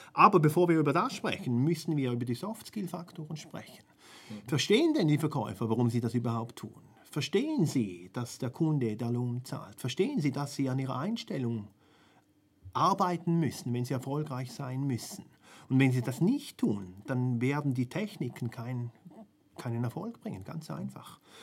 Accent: Switzerland; bei uns in der Schweiz

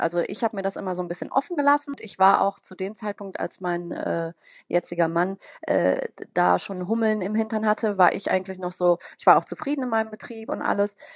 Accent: Bonn, North Rhine-Westphalia, Germany; wohne in Bonn, bin auch gebürtige Bonnerin

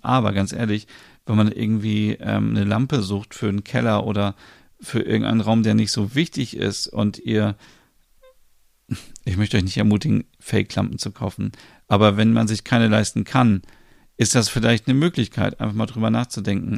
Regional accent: Germany; bei uns in Deutschland

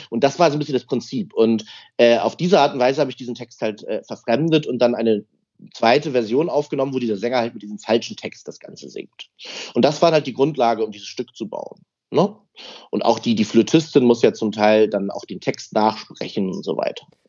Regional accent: Hamburg, Germany; ich bin ja aus Hamburg, ähm, habe dann äh, erst meinen ersten Unterricht in Hamburg und in Lübeck dann als Jungstudent gehabt

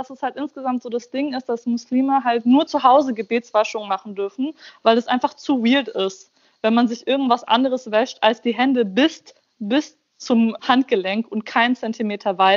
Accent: Germany; Also in meiner Heimatstadt in Deutschland, wo ich aufgewachsen bin quasi

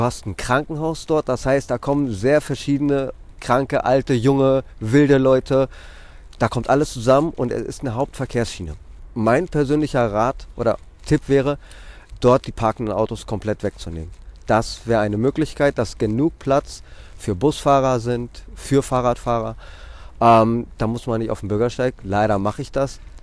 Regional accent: Athens, Attica, Greece; also born or lived in Drama, Greece / Mainz, Germany / Hamburg, Germany; now in Wiesbaden, Germany; die Kleinstadt heißt Drama aber ähm, im Grunde genommen bin ich in Athen aufgewachsen

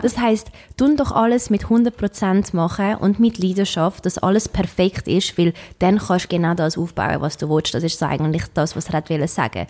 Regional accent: Switzerland; moved away; seit sechs Jahren bin ich nicht mehr in der Schweiz

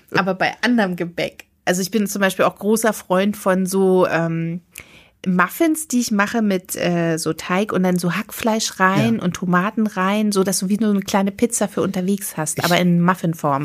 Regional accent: Berlin, Germany; also born or lived in Potsdam; ich bin Berliner

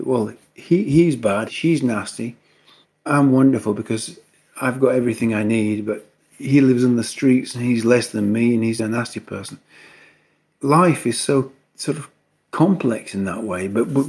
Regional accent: the north of England, United Kingdom; I was born in England. I was brought up in the north of England.

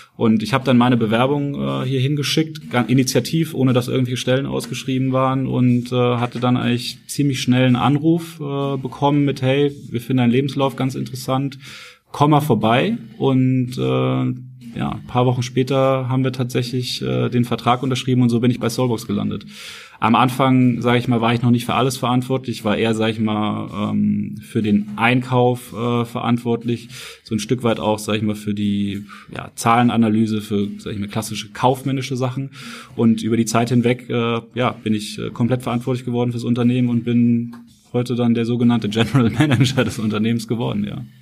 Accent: Nuremberg, Bavaria, Germany; moved away as an adult; also born or lived in Frankfurt; ich komme eigentlich ursprünglich aus Nürnberg, aus dem Süden

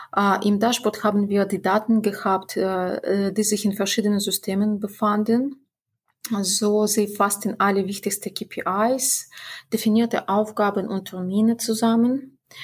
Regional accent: Belarus; in unserer Republik

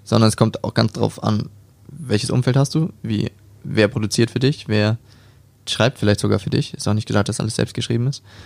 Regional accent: Hamburg, Germany; born or raised there; moved away as an adult; now in Stuttgart, Germany

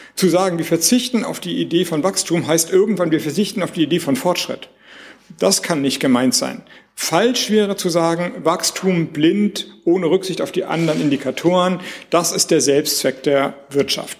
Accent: Schleswig-Holstein, Germany; also born or lived in Flensburg; ich komme aus Schleswig-Holstein, ich wohne in Flensburg

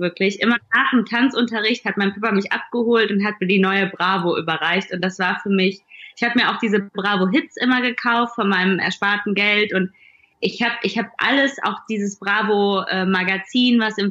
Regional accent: Duisburg, North Rhine-Westphalia, Germany; moved away as an adult; now in Berlin, Germany; Ich bin nicht in Berlin groß geworden, ich komme aus Duisburg

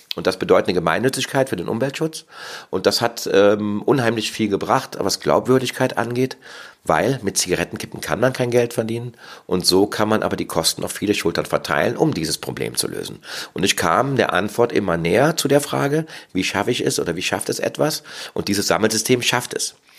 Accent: Cologne, North Rhine-Westphalia, Germany; Ich bin aus Köln und lebe auch in Köln

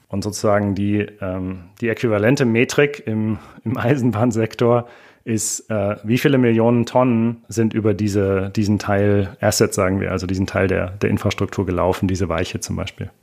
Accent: rural area south of Munich, Bavaria, Germany; auf dem Land südlich von München, wo ich herkomme

